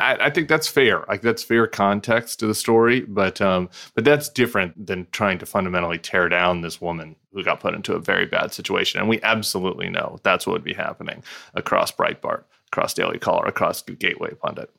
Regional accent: California, United States; also born or lived in Louisiana; as a Californian slash Louisiana

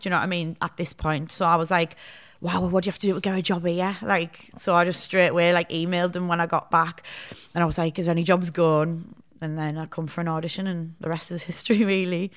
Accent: Hartlepool, North East England, United Kingdom; moved away as an adult; also born or lived in Sheffield; I'm from Hartlepool

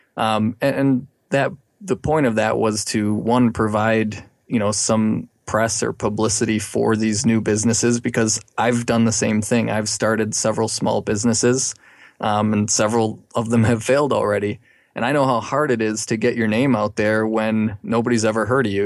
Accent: Milwaukee, Wisconsin, United States; now in Madison, United States; I've been in Wisconsin all my life. I was from the Milwaukee area originally

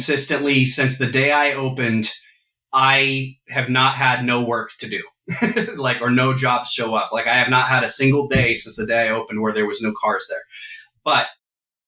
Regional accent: California, United States; I've lived in this town my whole life

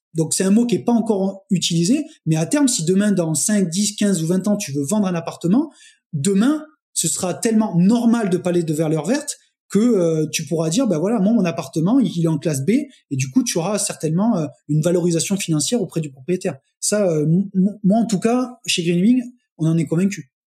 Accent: Montpellier, Occitania, France; je suis euh, de Montpellier

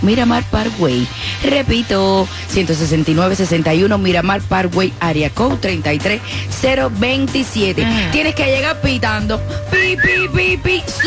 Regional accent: Colombia; moved away

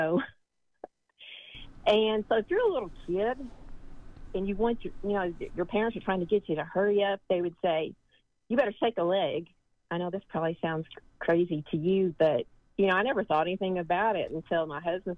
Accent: Tennessee, United States; I'm from East Tennessee.

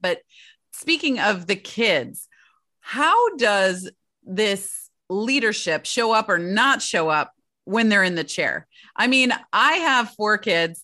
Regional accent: Michigan, United States; moved away; Growing up in Michigan

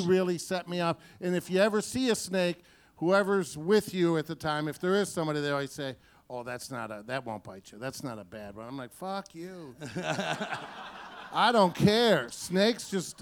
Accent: Detroit, Michigan, United States; my hometown of Detroit

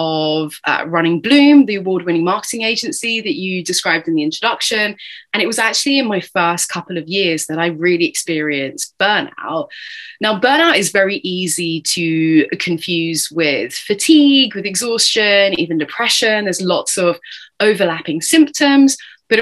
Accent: United Kingdom; accent: British; I'm obviously tuning in from the other side of the pond here with my British accent

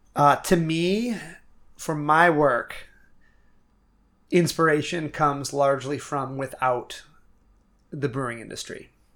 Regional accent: Milo, Maine, United States; I'm a kid from Milo, Maine

